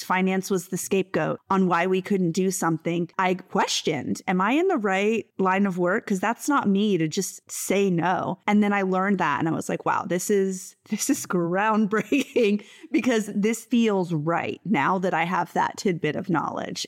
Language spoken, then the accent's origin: English; Stuart, Florida, United States; raised in Stuart, Florida. It is a small, beachy town on the east coast of Florida